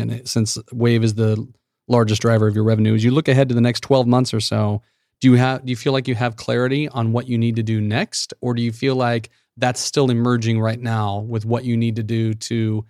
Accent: Midwest, United States; one Midwesterner

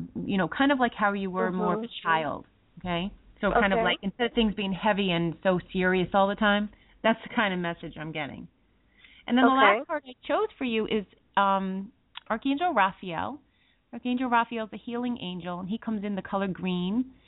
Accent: New York, United States; we us New Yorkers

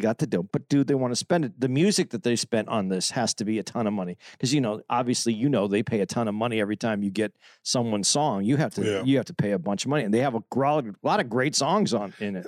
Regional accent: Phoenix, Arizona, United States; I'm from Phoenix

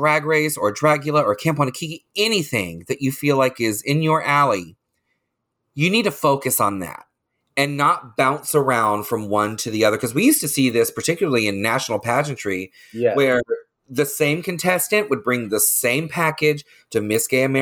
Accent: Leesburg, Florida, United States; also born or lived in Orlando, Florida; I grew up in Lake County. I grew up in Leesburg

